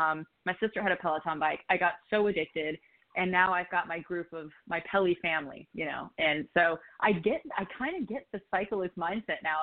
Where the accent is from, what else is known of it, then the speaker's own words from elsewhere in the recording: Arizona, United States; also born or lived in Minnesota; now in Los Angeles, United States; I transplanted to Arizona when I was very young, about 4 or 5 years old, with my mother and my brother